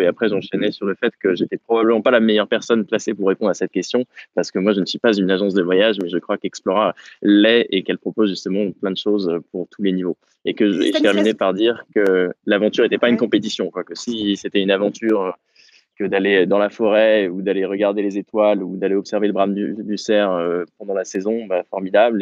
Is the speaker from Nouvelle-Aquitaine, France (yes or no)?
no; Normandy, France; je suis de Normandie